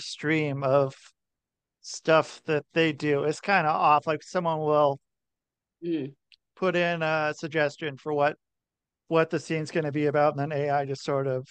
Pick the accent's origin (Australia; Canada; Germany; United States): United States; Oregon; also born or lived in Ohio; now in Connecticut, United States; I would say I'm from Oregon, if I had to say something. I lived in Oregon most of my life. So I would say that. I was born in Ohio.